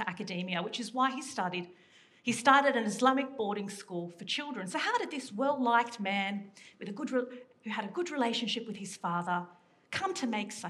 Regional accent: Sydney, New South Wales, Australia; I grew up in Western Sydney

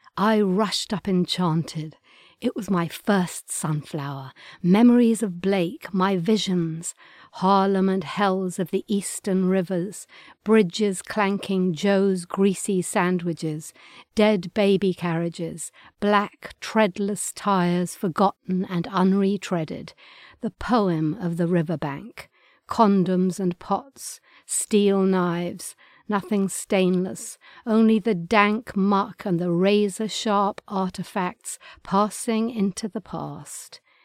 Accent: England, United Kingdom; accent: English; my English accent

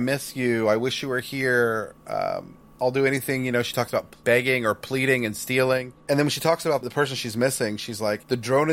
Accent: Houston, Texas, United States; we grew up in Houston, Texas.

